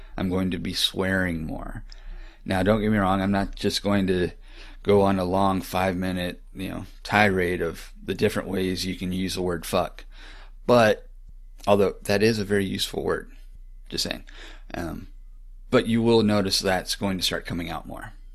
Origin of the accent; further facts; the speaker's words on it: Florida, United States; moved away; also born or lived in Texas; growing up in Florida